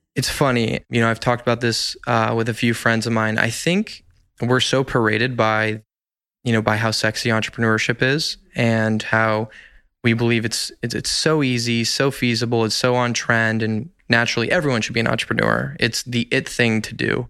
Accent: Los Angeles, California, United States; I am an L A native, grew up in Encino, California

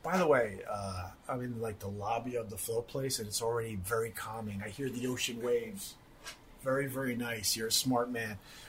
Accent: Huntington, New York, United States; now in New York City, United States; I'm from Huntington originally.

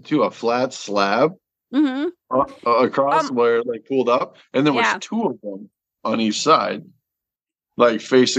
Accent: Michigan, United States; I'm from Michigan.

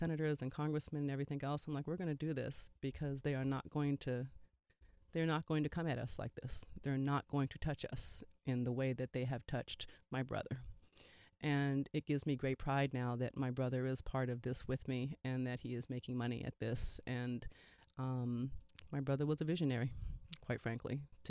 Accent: Colorado, United States; I grew up in Colorado and University of Colorado in a very white world.

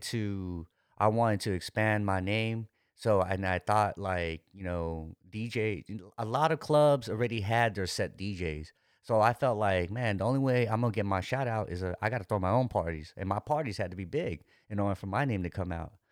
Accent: San Francisco, California, United States; also born or lived in Daly City; born and raised in, uh, San Francisco Daly City

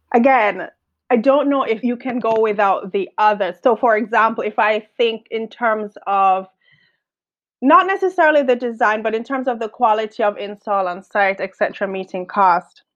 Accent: Jamaica; accent: Caribbean; now in London, United Kingdom; I'm from Jamaica.

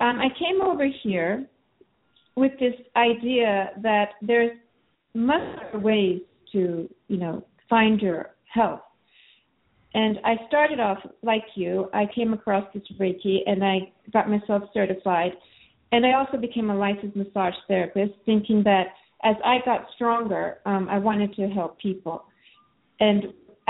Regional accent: Japan; now in United States; I grew up being kind of very weak and going in and out of hospital. And especially in Japan, I'm Japanese American

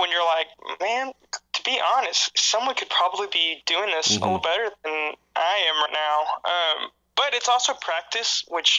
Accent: Texas-Oklahoma area, United States; now in Chicago, United States; I mean, I'm from Texas, Oklahoma area.

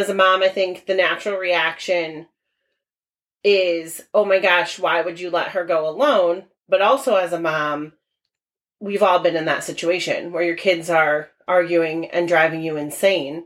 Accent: Tolland, Connecticut, United States; growing up in Tolland

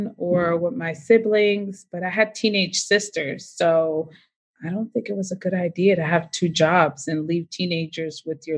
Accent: Boston, Massachusetts, United States; moved away; I was born in Boston

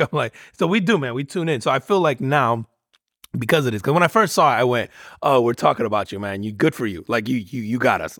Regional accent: Northeast, United States; growing up in the Northeast

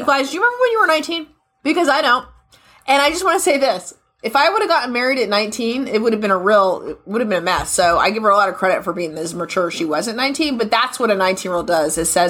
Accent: United States; I'm an American

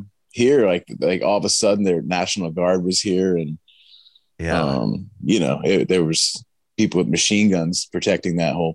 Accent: Northeast Pennsylvania, United States; also born or lived in San Luis Obispo, California / New Jersey; I was born here in Pennsylvania, Northeast Pennsylvania.

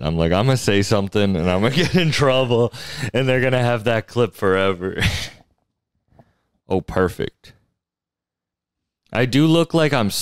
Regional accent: outside Boston, Massachusetts, United States; I lived outside of Boston, like an hour drive.

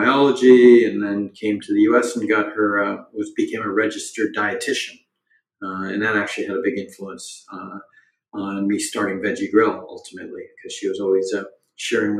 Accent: Boston, Massachusetts, United States; I grew up in Boston in the 70s and 80s as the child of Indian immigrants

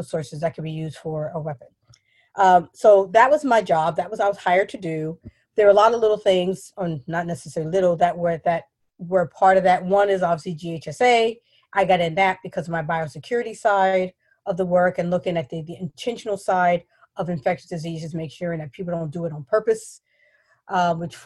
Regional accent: New York City, New York, United States; moved away; I'm from New York, from the Bronx, New York

